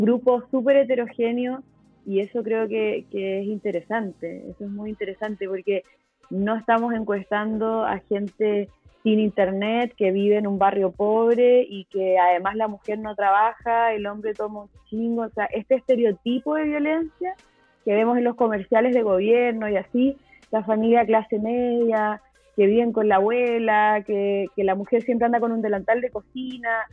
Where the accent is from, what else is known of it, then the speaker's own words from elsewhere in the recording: Chile; moved away as an adult; now in Mexico; soy chilena, vivo en México hace casi seis años